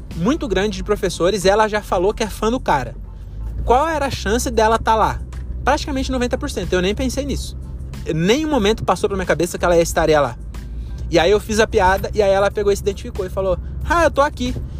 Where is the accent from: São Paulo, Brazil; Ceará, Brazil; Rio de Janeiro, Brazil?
São Paulo, Brazil; Francisco Morato; em Morato que é onde eu nasci e cresci